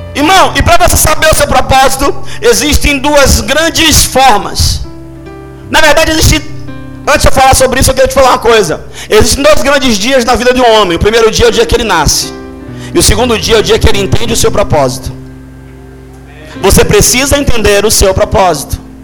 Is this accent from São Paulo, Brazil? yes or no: no; Salvador, Bahia, Brazil; Eu nasci aqui no Iperba. Meu primeiro emprego foi em Brotas.